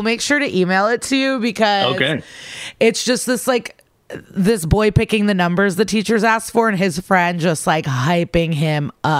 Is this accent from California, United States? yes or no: no; Skokie, Illinois, United States; The Chicago suburbs, Skokie.